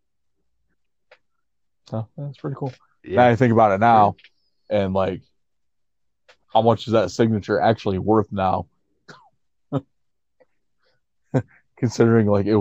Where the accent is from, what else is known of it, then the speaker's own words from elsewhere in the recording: Elmira, New York, United States; 3 hours away from my hometown of Elmira, New York